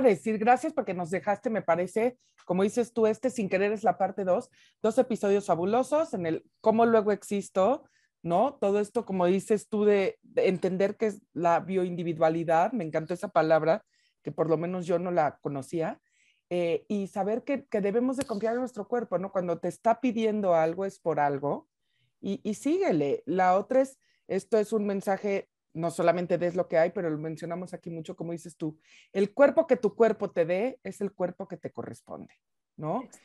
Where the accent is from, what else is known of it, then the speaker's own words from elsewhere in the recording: Mexico; como mexicana